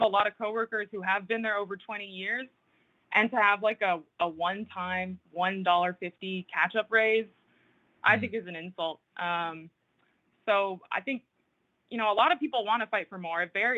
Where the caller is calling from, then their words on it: New Jersey, United States; I'm calling from North Jersey.